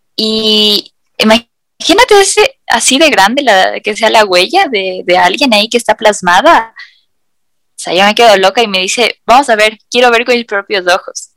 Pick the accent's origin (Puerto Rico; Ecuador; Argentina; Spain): Ecuador; nosotros viviendo en este país